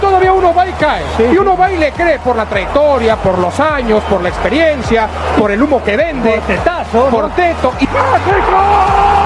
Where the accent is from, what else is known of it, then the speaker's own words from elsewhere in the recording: Mexico City, Mexico; yo soy del agrícola oriental